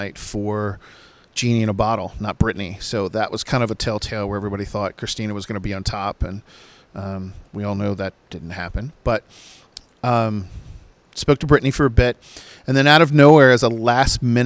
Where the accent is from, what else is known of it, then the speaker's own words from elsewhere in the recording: Virginia Beach, Virginia, United States; I'm from Virginia Beach and Virginia, which is Chesapeake and Portsmouth. And that's where a lot of artists grew up at my time, like … and …. My good friend …, …, we all kind of grew up in the same areas